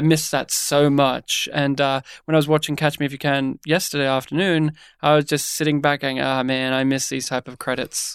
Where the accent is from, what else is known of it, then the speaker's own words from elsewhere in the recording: Australia; also born or lived in Melbourne, Australia; we're Australian